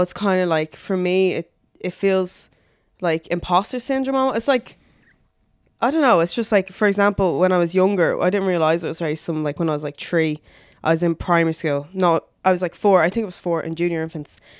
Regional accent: Dublin, Leinster, Ireland; I grew up in, um, Blanchestown. So I moved there when I was six

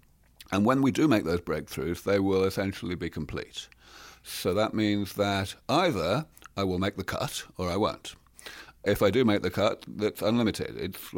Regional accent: England, United Kingdom; I'm from England, you see. We have a civilized

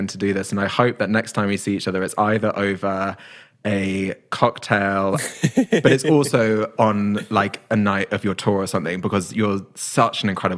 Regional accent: United Kingdom; as a Brit

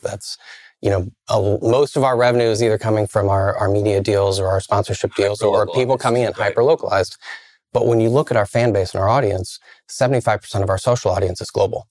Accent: Iowa, United States; now in Milwaukee, United States; I grew up in the Midwest, grew up in Iowa

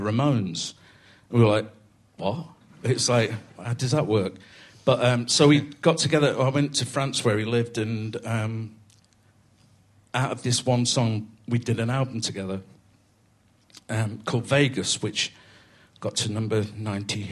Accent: Coventry, West Midlands, United Kingdom; moved away; I grew up in Coventry, which is about to be the city of culture

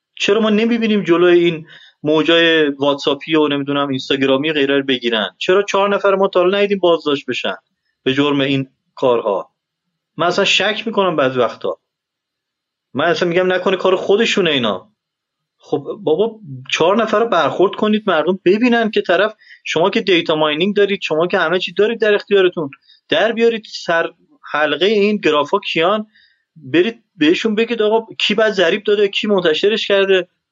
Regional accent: Iran; now in Afghanistan; من ایرانی هستم

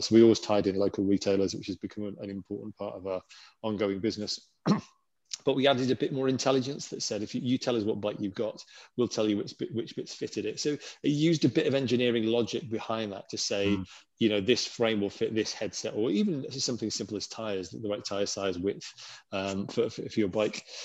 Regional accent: Lake District, North West England, United Kingdom; now in Innsbruck, Austria; I grew up in the Lake District

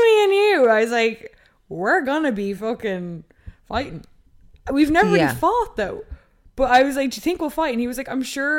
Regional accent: Ireland; you're never going to be baked and bronzed before you go away, being an Irish North Atlantic gal.

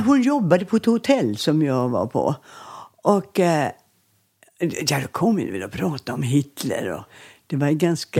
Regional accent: Landskrona, Skåne, Sweden; accent: Scanian; moved away; also born or lived in Borstahusen; bodde vi ju i Landskrona och flyttade till ett barnrike hus

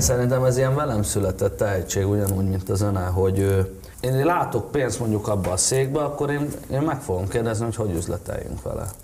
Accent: Hungary; én szeretem a hazánkat, nekem jó itt

